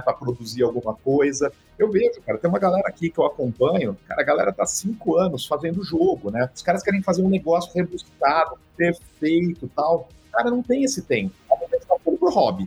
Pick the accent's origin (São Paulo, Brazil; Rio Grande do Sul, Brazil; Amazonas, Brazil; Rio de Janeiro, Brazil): São Paulo, Brazil; Catanduva; eu nasci em Catanduva, né? Cara, quando eu tinha uns 9, cara, pra 10 anos mais ou menos, eu tinha uma livraria, né, lá em Catanduva